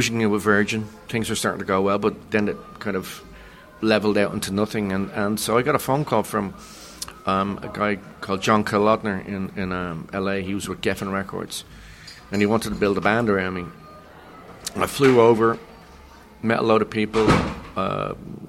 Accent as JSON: {"language": "English", "town": "Dublin", "region": "Leinster", "country": "Ireland", "also_born_or_lived": "London", "moved": "as an adult", "said": "In Dublin at the time, and as a Dubliner, as an Irishman"}